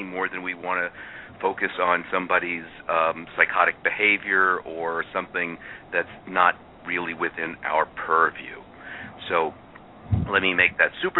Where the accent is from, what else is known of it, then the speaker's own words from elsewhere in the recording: New York City, New York, United States; accent: Brooklyn; now in Madison, United States; I am from Brooklyn, as my accent will give away.